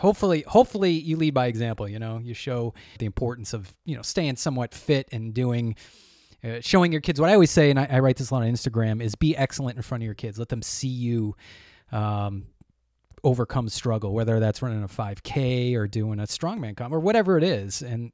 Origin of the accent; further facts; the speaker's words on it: New Hampshire, United States; I'm from New Hampshire